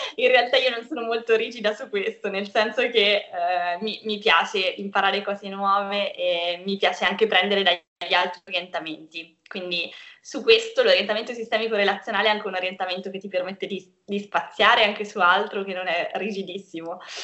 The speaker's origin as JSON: {"language": "Italian", "town": "Perugia", "region": "Umbria", "country": "Italy", "tie": "born or raised there", "also_born_or_lived": "Cagliari, Sardinia", "said": "sono nata a Cagliari, ma sono stata adottata da Perugia quando ero piccola, quindi sto qui da tanto tempo."}